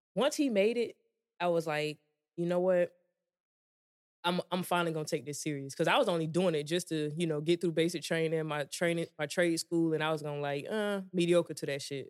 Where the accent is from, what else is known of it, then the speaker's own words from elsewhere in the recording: Georgia, United States; moved away as an adult; I grew up in Georgia